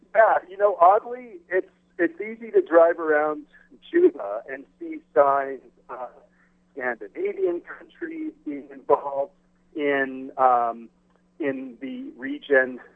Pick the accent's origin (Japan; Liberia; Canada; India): Canada; being a Canadian